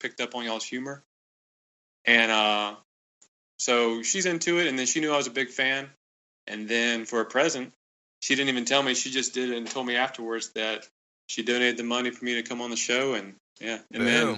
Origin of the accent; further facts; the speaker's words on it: South Carolina, United States; I'm from South Carolina